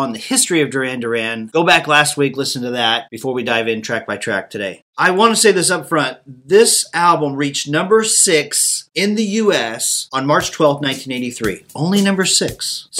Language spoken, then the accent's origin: English; Tulsa, Oklahoma, United States; I grew up in Tulsa, Oklahoma, okay? Tulsa, Oklahoma was one of the pilot cities for MTV.